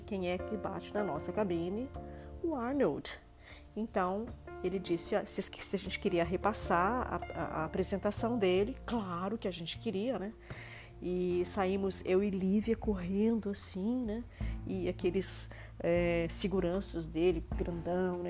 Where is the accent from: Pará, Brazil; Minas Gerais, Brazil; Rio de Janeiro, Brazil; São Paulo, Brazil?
Minas Gerais, Brazil; como boa mineira que sou